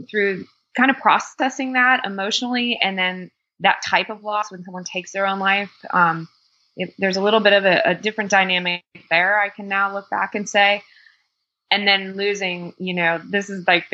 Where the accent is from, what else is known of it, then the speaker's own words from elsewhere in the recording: Miami, Florida, United States; also born or lived in Fort Lauderdale; I was born and raised in Miami and kind of the suburbs of Fort Lauderdale